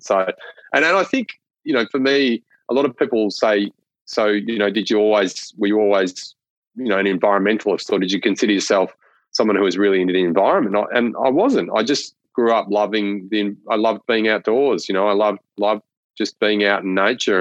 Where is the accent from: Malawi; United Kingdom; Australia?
Australia; northwest Victoria; growing up in northwest Victoria